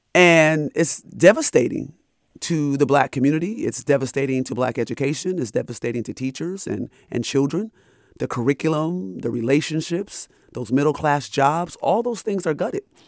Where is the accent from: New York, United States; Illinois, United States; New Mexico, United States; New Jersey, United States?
New York, United States; Rochester; So, I'm from upstate New York. I'm from Rochester, New York